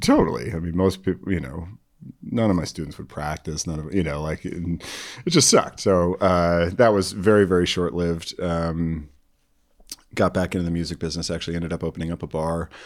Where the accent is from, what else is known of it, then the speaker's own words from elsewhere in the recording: Chicago, Illinois, United States; now in Eugene, United States; I was born and raised in the North Shore, Chicago